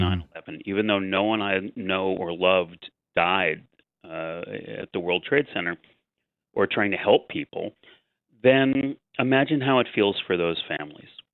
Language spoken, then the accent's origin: English; New York City, New York, United States; as a New Yorker